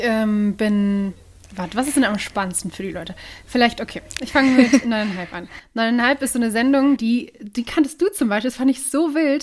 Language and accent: German; Duisburg, North Rhine-Westphalia, Germany; moved away as an adult; also born or lived in Oberhausen; now in Cologne, Germany; ich wohne gerade in Köln, bin gebürtige Duisburgerin